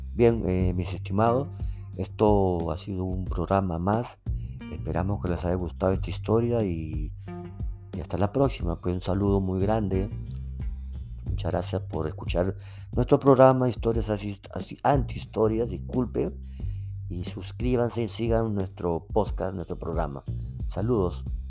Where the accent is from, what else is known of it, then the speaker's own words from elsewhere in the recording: Peru; yo soy de acá de Perú